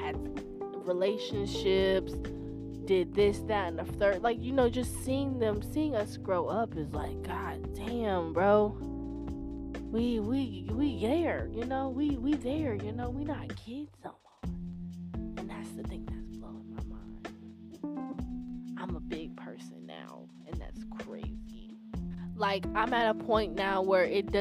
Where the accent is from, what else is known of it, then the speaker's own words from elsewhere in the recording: the South, United States; I was raised in the South